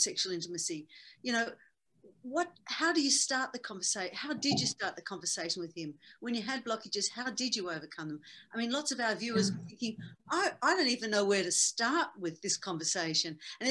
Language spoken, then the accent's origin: English; Australia; I'm Australian.